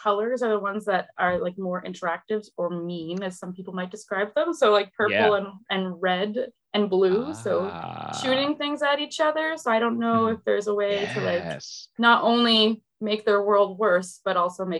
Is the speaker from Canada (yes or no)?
yes; Canada; I am Canadian.